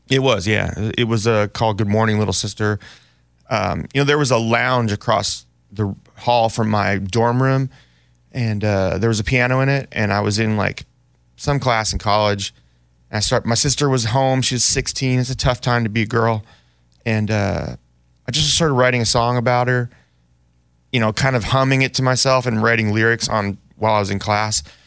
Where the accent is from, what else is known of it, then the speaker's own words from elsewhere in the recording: Oakland, California, United States; also born or lived in Berkeley, California; growing up in Oakland and Berkeley